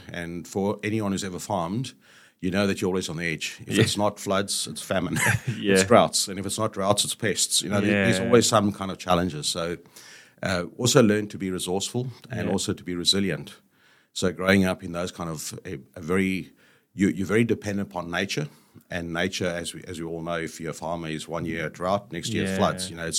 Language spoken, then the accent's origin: English; South Africa; So my roots are South African. Yep. I was born in South Africa, raised in South Africa. My dad was a farmer, so I grew up on a farm